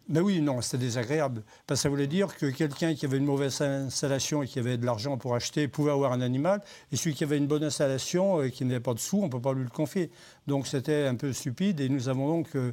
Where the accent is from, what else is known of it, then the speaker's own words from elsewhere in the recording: Saint-Joseph, Auvergne-Rhône-Alpes, France; also born or lived in Saint-Martin-en-Haut, Rhône; now in Saint-Martin-la-Plaine, France; Je, suis arrivé à Saint-Joseph euh, quand j'avais 7 ans